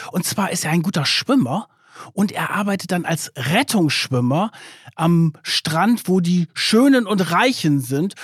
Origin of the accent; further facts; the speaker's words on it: Germany; bei uns in Deutschland